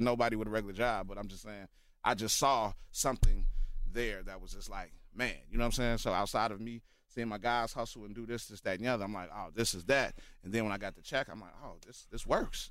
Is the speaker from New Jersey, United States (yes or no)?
no; Chicago, Illinois, United States; Born here, born and raised